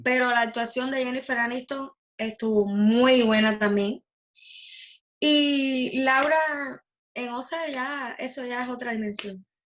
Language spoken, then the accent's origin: Spanish; Cuba; De mi infancia, que en Cuba